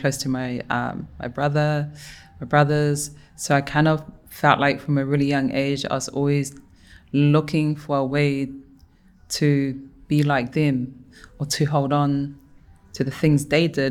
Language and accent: English; Auckland, New Zealand; also born or lived in Tonga; Born in Tonga, raised here in Mangere, in Tamaki